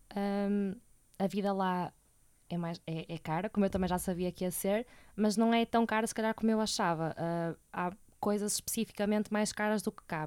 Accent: Porto, Norte, Portugal; sou do Porto e moro cá com os meus pais

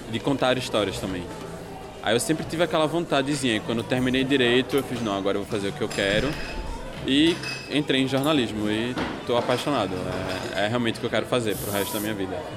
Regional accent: Recife, Pernambuco, Brazil; moved away as an adult; now in Porto, Portugal; porque Recife, de onde eu venho, é uma cidade plana

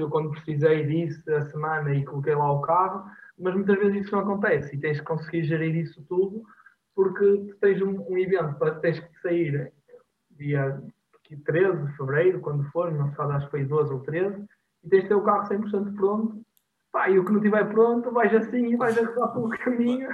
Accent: Portugal; now in Porto, Portugal; eu estou no Porto, sou de Alvar

